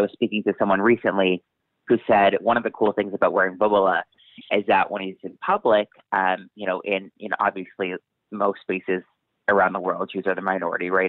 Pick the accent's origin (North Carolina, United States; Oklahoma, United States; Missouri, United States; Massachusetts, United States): Massachusetts, United States; where I grew up in Massachusetts